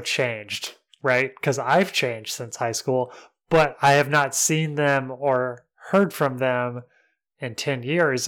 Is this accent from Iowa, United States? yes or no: no; Mentone, Alabama, United States; moved away; my hometown, Mentone, and it was thirty minutes away from my house